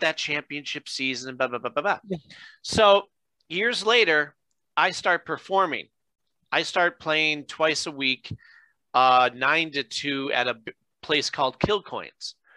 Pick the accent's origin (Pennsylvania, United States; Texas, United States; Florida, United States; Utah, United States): Pennsylvania, United States; Scranton; I'm born and raised in Scranton